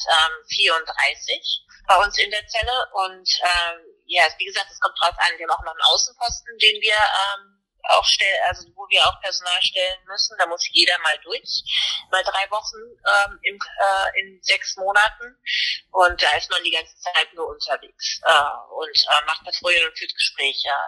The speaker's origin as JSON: {"language": "German", "country": "Germany", "said": "ich habe eine deutsche Uniform, also ne, ich bin Deutsche, ich bin deutscher Offizier"}